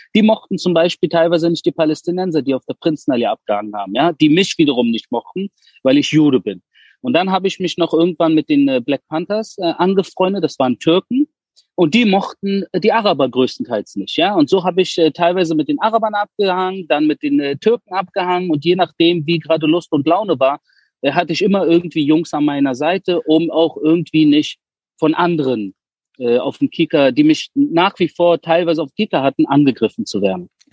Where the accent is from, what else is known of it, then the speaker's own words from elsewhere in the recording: Berlin, Germany; moved away as an adult; also born or lived in Wedding, Berlin; now in Israel; ich bin ja in Spandau Großhorn, geworden, also gut bürgerlich und entspannt und bin erst mit 13 nach Wedding gezogen